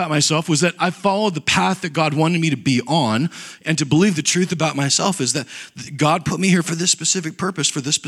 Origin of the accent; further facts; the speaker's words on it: United States; I grew up in Nebraska, Kansas